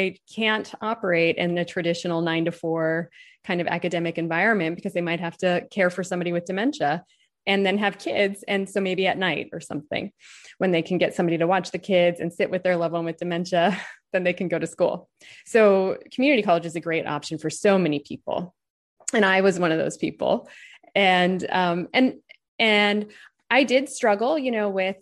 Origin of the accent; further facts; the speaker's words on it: Los Angeles, California, United States; I grew up in Los Angeles